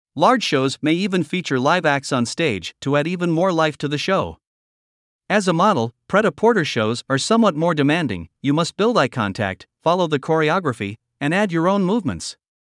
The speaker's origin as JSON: {"language": "English", "country": "Germany", "tie": "born or raised there", "said": "my hometown is Germany"}